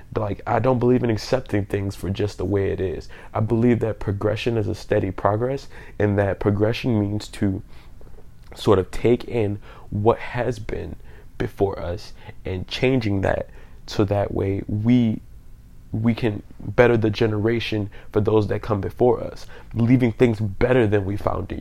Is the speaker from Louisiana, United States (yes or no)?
yes; New Orleans, Louisiana, United States; I'm from New Orleans, Louisiana